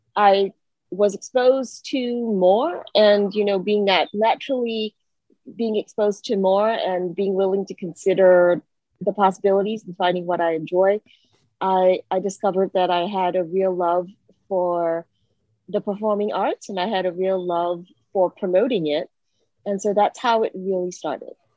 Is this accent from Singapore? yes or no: yes; Singapore; also born or lived in Hawaii, United States; now in Atlanta, United States; I originally grew up in Singapore, and I moved to the United States and Hawaii specifically